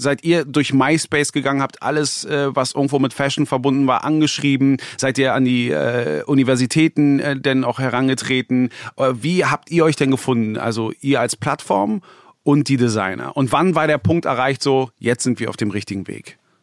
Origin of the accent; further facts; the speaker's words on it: Berlin, Germany; ich bin ja gebürtiger Berliner, ich habe die Entwicklung hier mitbekommen